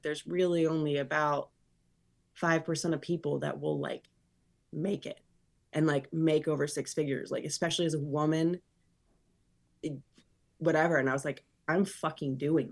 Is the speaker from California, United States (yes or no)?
no; Florida, United States; I grew up in Florida